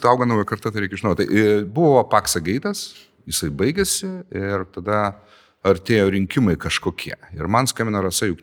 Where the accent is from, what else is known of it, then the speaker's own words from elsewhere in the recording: Lithuania; O mes lietuviai ar pasipriešinam sistemai?